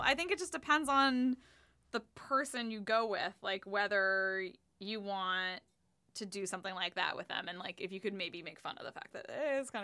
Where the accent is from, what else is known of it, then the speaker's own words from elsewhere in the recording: California, United States; now in Washington, D.C., United States; I think I'm from California